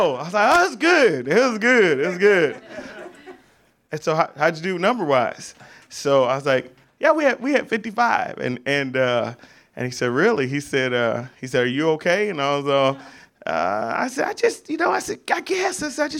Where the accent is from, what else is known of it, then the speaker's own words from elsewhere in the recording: St. Louis, Missouri, United States; also born or lived in California; now in Laurel, United States; My family wasn't born there. I was born in St. Louis, Missouri, which we all know is right underneath Bethlehem.